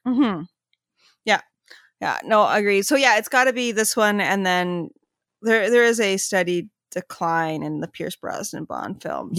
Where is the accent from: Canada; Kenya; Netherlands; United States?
Canada; we're Canadian